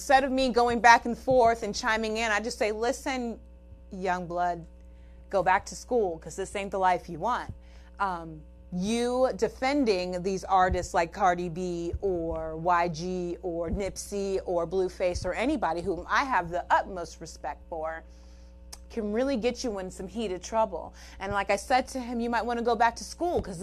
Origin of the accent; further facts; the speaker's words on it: California, United States; I'm from California